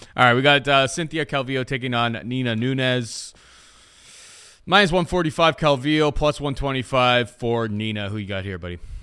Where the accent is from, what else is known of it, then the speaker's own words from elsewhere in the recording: Canada; as a Canadian